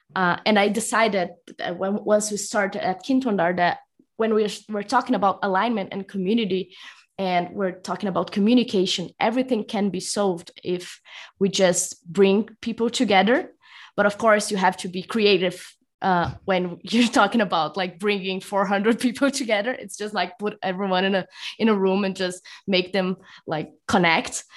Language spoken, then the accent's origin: English; São Paulo, Brazil; moved away as an adult; also born or lived in Rio de Janeiro, Brazil; now in Mexico; I am currently talking from Mexico, although I'm actually from São Paulo, Brazil.